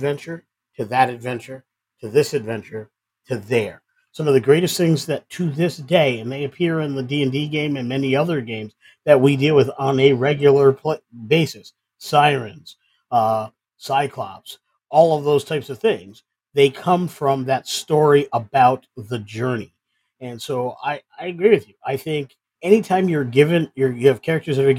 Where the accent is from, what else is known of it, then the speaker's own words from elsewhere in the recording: Ithaca, New York, United States; I'm from Ithaca, New York